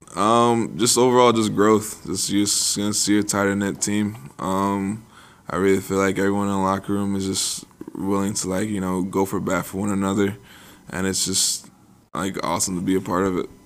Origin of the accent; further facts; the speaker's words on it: New York City, New York, United States; grew up in the Bronx